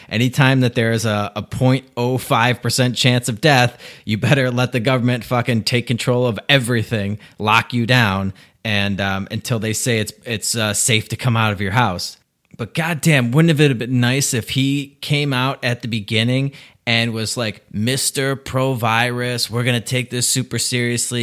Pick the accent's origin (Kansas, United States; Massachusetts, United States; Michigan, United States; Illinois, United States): Illinois, United States; Chicago; I'm from Chicago